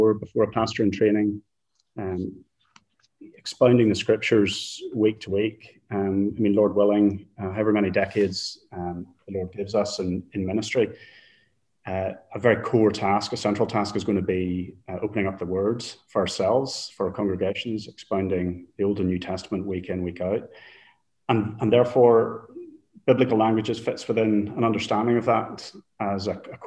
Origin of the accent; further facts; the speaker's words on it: Northern Ireland, United Kingdom; moved away as an adult; also born or lived in England / London / Netherlands; now in Bridgend, United Kingdom; I was born and raised in Northern Ireland and moved when I was just turned 18 to England to study